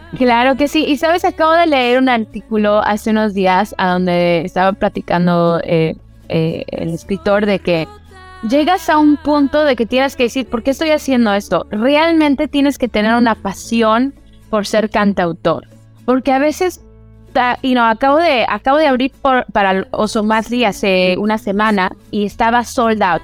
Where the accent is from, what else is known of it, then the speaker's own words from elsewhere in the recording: Orange County, California, United States; also born or lived in Los Angeles, California; crecí en los Estados Unidos, aquí en California. Eh, ahorita estoy desde Los Ángeles haciendo esta entrevista, pero yo crecí en Orange County